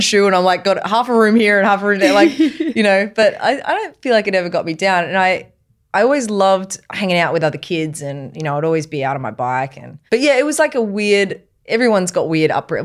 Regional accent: Queensland, Australia; I was brought up in Queensland

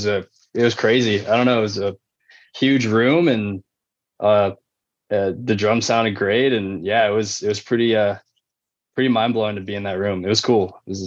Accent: Santa Barbara, California, United States; now in Santa Cruz, United States; I'm from Santa Barbara originally, and I live in Santa Cruz currently.

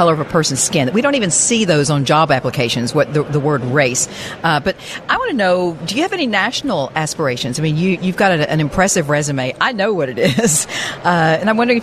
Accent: Texarkana, United States; We're both from Texarkana

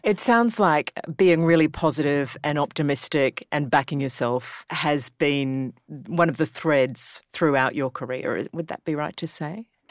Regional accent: Brisbane, Queensland, Australia; being from Brisbane

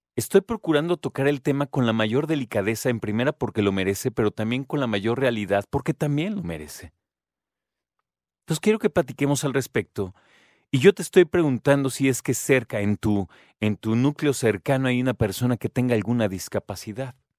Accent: Mexico; los que nos contaron como mexicanos

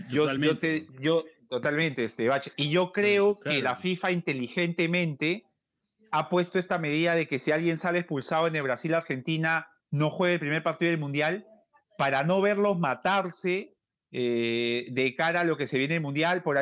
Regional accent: Peru; Como peruano te lo digo.

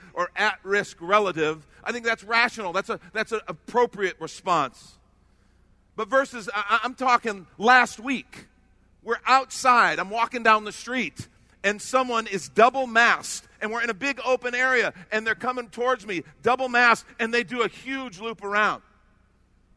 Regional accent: Chicago, Illinois, United States; now in Texas, United States; I grew up in Chicago

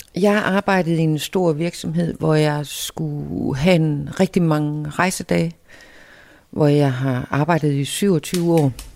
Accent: Skanderborg, Central Denmark Region, Denmark; moved away as an adult; now in Samsø, Denmark; nu kommer jeg fra Skanderborg. Øh, og det var også en lille by, da jeg var ung

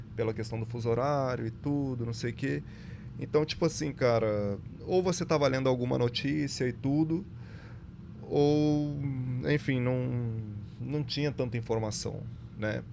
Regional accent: Brazil; Falo daqui porque sou brasileiro

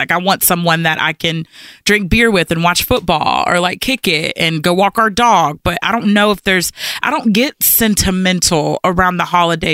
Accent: Lexington, Kentucky, United States; moved away as an adult; Lexington, Kentucky not being that big of a city

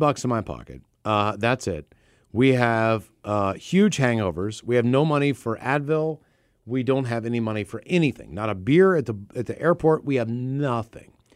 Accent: Baltimore, Maryland, United States; moved away as an adult; now in Seattle, United States; where we're from

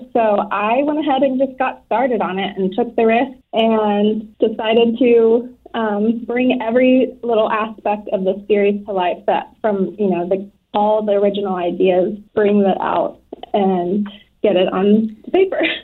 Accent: Florida, United States; moved away as an adult; I'm from Florida and I ended up marrying into the military

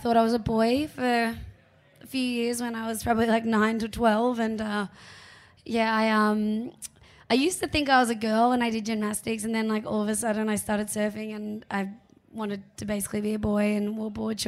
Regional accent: Narrabeen, New South Wales, Australia; growing up in Narrabeen, it was really wild.

